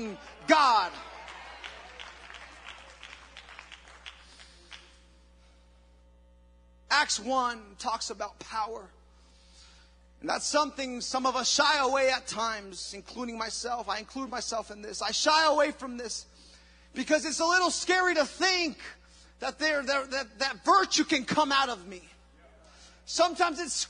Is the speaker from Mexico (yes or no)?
yes; Mexico; moved away; I was in Mexico, and growing up in Mexico